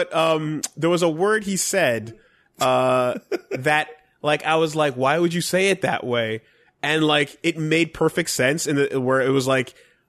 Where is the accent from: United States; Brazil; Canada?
Canada; Yeah, but we're also Canadian.